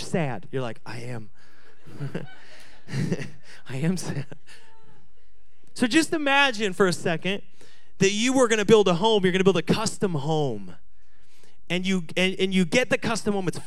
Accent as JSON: {"language": "English", "region": "Washington", "country": "United States", "tie": "born or raised there", "moved": "yes", "said": "I grew up in Washington"}